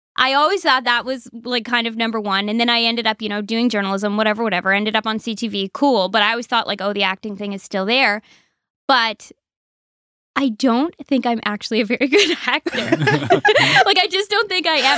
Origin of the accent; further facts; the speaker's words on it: Sheet Harbour, Nova Scotia, Canada; I'm originally from Sheet Harbor, Nova Scotia